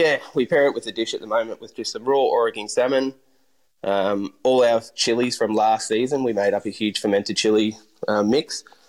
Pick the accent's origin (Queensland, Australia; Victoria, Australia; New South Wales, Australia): Victoria, Australia; Bendigo; also born or lived in London, United Kingdom; So after I grew up in Bendigo, I started my apprenticeship there with the Van Handel's first restaurant, Clogs. Moved to Melbourne